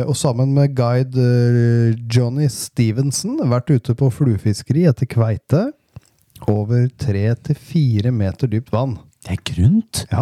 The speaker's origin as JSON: {"language": "Norwegian", "region": "Northern Norway", "country": "Norway", "moved": "yes", "lives_now": "Denmark", "said": "på besøk hjemme i Nord-Norge. Eh, nå som jeg er som sagt utflytta, og den heter Danmark."}